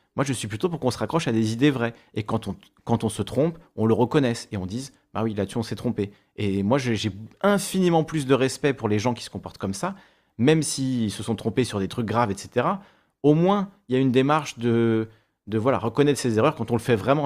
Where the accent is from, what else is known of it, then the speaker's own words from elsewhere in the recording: Corsica, France; j'ai grandi en Corse, euh, au primaire, au collège, au lycée